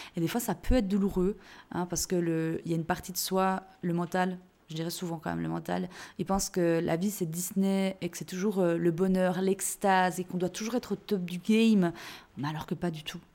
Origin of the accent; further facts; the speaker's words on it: Jura, Switzerland; je suis née en Suisse, je suis jurassienne, et chez nous, on dit roy